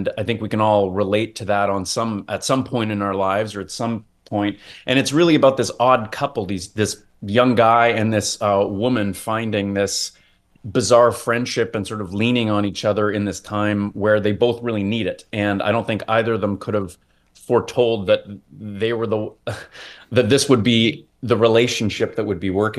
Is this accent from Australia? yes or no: no; Toronto, Ontario, Canada; also born or lived in Vancouver, British Columbia; now in Hamilton, Canada; I was born out in Vancouver, but I really was raised in Ontario. So I lived in Toronto for a long time